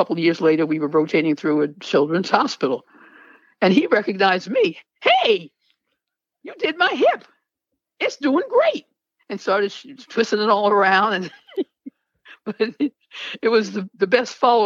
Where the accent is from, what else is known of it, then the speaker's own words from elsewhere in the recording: New York City, New York, United States; I grew up in Queens